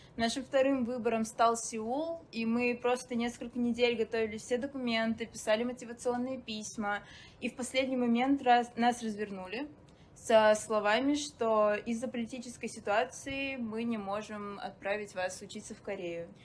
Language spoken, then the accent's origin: Russian; Sochi, Krasnodar Krai, Russia; moved away as an adult; also born or lived in Saint Petersburg; из солнечного Сочи